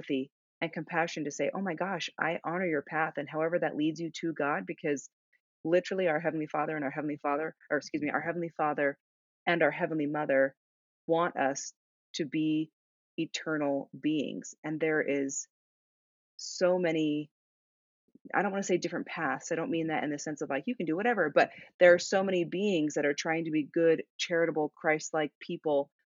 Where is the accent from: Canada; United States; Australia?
United States; Sedona, Arizona; My hometown is Sedona, Arizona